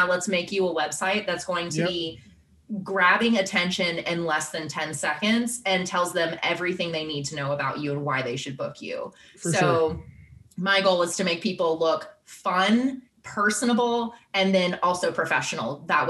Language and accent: English; Texas, United States; moved away; I'm from Texas. I've lived in Texas like 0% of my life.